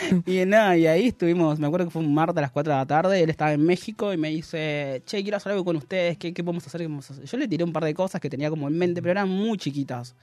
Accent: Córdoba, Argentina; Soy cordobés

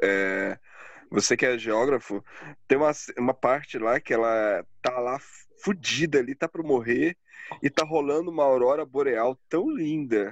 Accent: Pará, Brazil; now in Curitiba, Brazil; eu sou do norte, eu sou do Pará

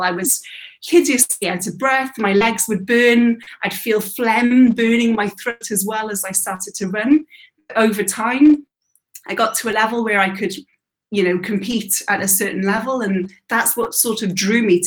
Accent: Wales, United Kingdom; moved away as an adult; I was born and bred in Wales till about 18, till I left.

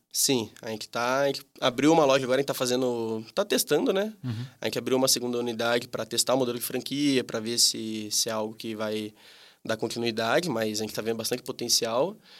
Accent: Campinas, São Paulo, Brazil; tenho 25 anos, sou daqui de Campinas

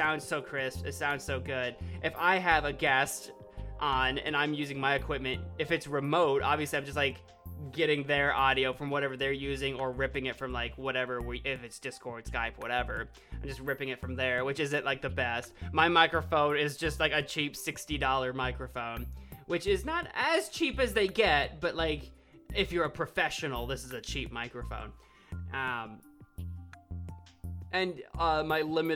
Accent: Illinois, United States; I'm from Illinois

